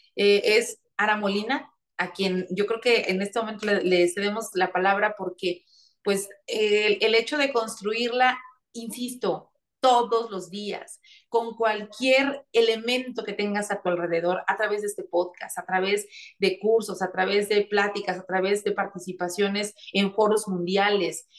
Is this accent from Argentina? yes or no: no; interior of Puebla state, Mexico; now in Puebla, Mexico; Yo vengo del interior del estado, sí, soy de Puebla, estoy aquí, vivo en Puebla eh, de lunes a la mitad de viernes, pero todos los fines de semana me voy a mi tierra